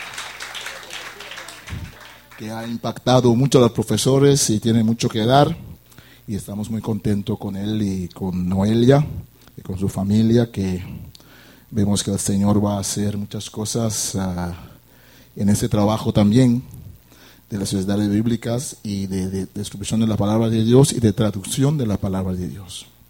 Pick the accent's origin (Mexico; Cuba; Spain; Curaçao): Curaçao; vengo de la isla de Curazao, una isla caribense como ustedes